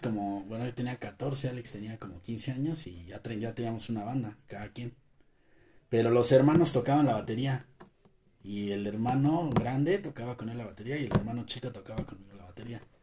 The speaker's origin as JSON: {"language": "Spanish", "country": "Mexico", "said": "nosotros como mexicanos"}